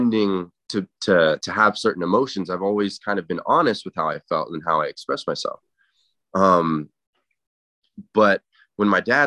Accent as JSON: {"language": "English", "town": "Inglewood", "region": "California", "country": "United States", "tie": "born or raised there", "also_born_or_lived": "Santa Clarita / Encino", "said": "I grew up in Inglewood"}